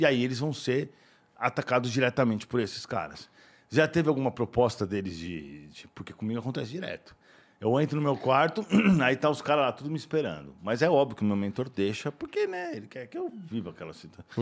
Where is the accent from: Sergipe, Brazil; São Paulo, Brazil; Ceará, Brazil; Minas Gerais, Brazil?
São Paulo, Brazil; eu sou de São Paulo, né? Morava aqui, tá, Vila Mariana